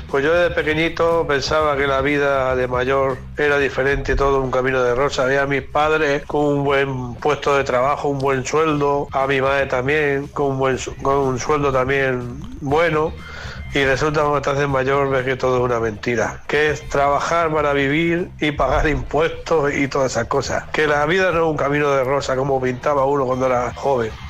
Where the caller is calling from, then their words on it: Buenos Aires, Argentina; de Buenos Aires, Argentina.